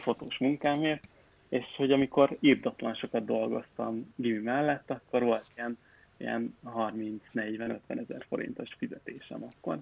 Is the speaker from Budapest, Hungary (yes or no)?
no; Pécs, Baranya, Hungary; moved away; én Pécsi vagyok